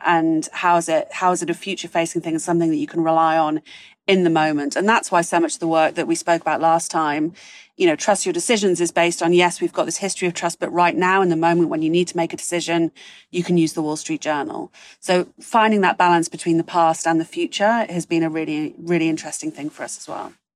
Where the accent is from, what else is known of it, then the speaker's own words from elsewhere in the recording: United Kingdom; moved away; as a Brit abroad